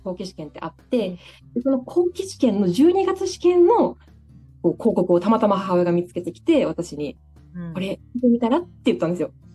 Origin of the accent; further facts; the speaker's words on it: Daito, Osaka, Japan; 私の実家が今大東市にあるんですけど